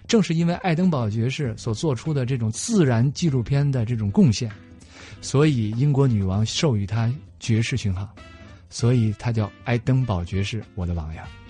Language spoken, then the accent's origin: Chinese; China; 我是从中国来的